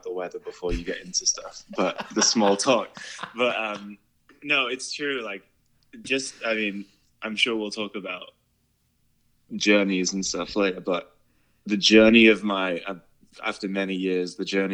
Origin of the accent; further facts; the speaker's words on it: Penrith, North West England, United Kingdom; moved away as an adult; also born or lived in London; now in United States; I grew up in the north of England, in a tiny little town called Penrith in Cumbria